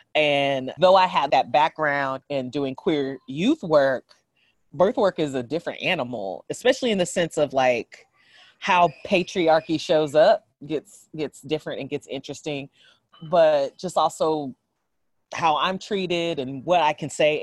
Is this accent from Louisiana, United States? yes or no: no; San Jose, California, United States; also born or lived in San Francisco / Oakland; I grew up in San Jose and spent my adult life in San Francisco and Oakland